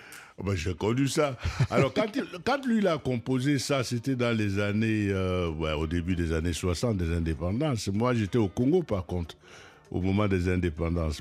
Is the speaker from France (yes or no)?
no; Cameroon; je suis Camerounais